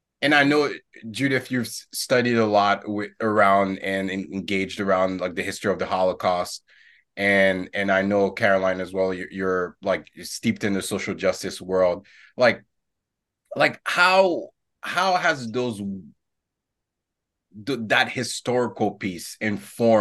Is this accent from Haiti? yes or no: yes; Haiti; now in United States; growing up in Haiti